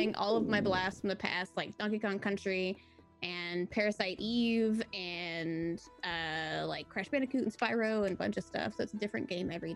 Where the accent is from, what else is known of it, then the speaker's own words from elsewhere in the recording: Jackson, Mississippi, United States; I'm from Jackson, Mississippi, which is only 3 hours from St. Jude